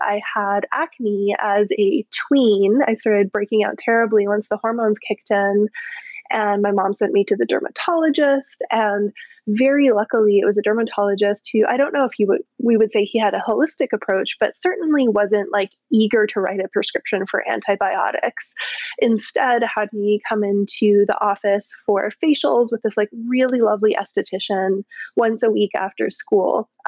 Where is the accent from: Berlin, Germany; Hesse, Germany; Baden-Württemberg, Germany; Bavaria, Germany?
Baden-Württemberg, Germany; also born or lived in Canada; So I was born in Canada. We moved to Germany when I was 11, just turned 11, and lived in this region in the very south of Germany on the border of Austria and Switzerland where there's this gorgeous lake and rolling hills and orchards and vineyards